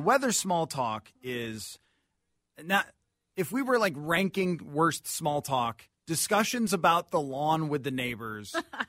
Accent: Buffalo, New York, United States; moved away as an adult; now in Minnesota, United States; I grew up in Buffalo

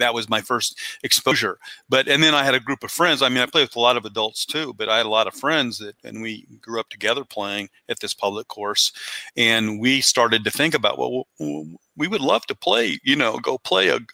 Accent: Fort Wayne, Indiana, United States; I grew up in Fort Wayne, Indiana

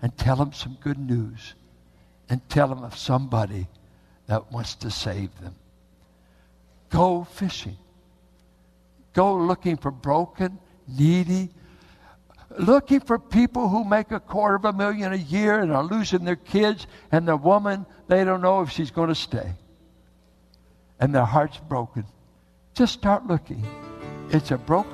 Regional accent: United States

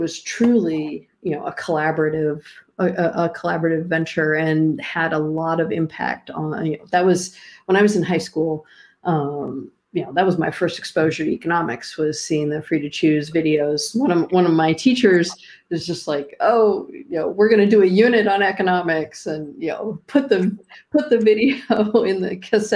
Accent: Pittsburgh, Pennsylvania, United States; my hometown of Pittsburgh

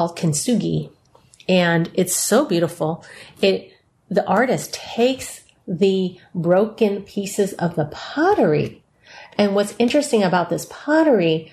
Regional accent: San Francisco, California, United States; San Francisco Chinatown, where I was born

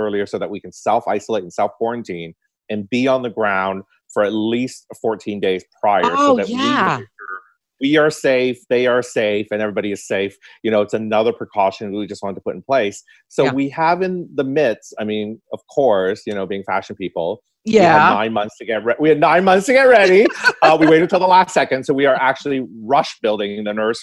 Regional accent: Toronto, Ontario, Canada; also born or lived in Hong Kong; I grew up in North York and I went to York Mills Collegiate

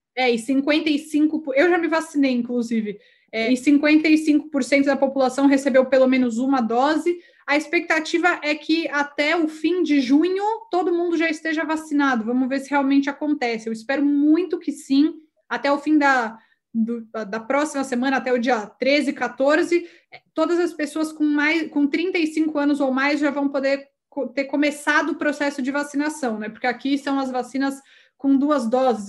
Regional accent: Brazil; moved away as an adult; now in Chile; eu acabei de mudar para o Chile, eu sou do Brasil

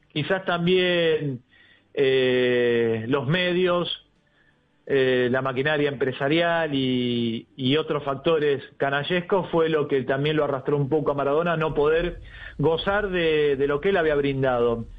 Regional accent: Argentina; como, como argentino

